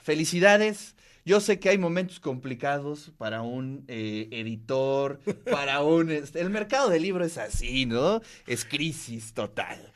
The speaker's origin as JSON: {"language": "Spanish", "country": "Mexico"}